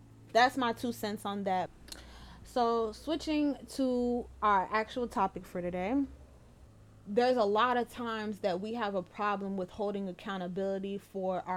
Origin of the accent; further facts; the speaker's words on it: New York, United States; moved away; in New York, I can't even go back to my hometown